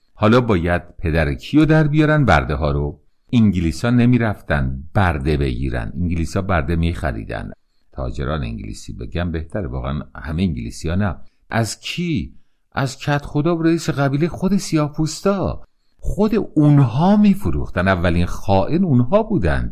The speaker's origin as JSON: {"language": "Persian", "country": "Iran", "said": "من به عنوان یک ایرانی"}